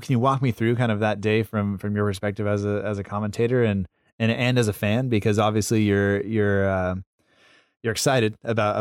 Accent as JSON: {"language": "English", "country": "United States", "said": "even as an American, we know that stadium"}